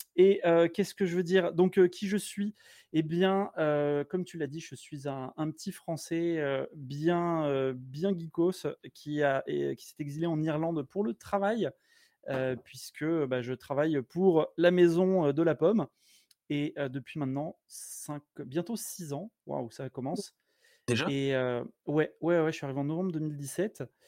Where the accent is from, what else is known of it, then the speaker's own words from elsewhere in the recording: Blois, Centre-Val de Loire, France; moved away as an adult; also born or lived in Montauban / Toulouse; now in Ireland; Je suis né à Montauban, mais j'ai vécu à Blois parce que mes parents sont profs.